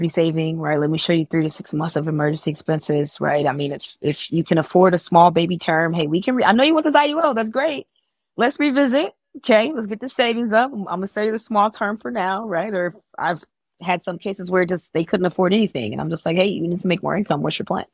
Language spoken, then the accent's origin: English; Chicago, Illinois, United States; I'm from Chicago. I'm still in Chicago